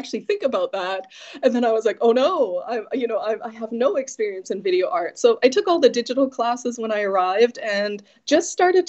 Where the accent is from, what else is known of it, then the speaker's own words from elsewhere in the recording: Saskatoon, Saskatchewan, Canada; When I say that I'm from Saskatoon, Saskatchewan, people usually say, is that a real place?